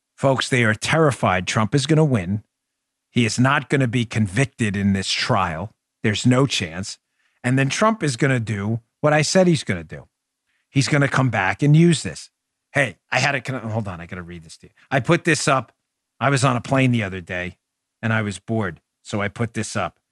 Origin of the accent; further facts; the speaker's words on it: New York City, New York, United States; I'm from Queens